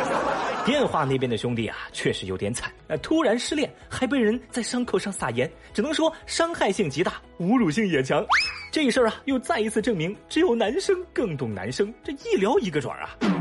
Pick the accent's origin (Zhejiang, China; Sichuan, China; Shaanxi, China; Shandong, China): Sichuan, China; Chengdu; 我作为一个成都人